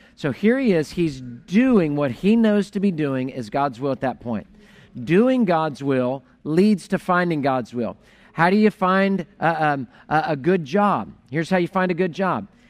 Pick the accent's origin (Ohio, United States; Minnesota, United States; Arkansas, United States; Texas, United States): Texas, United States; Houston; I grew up in Houston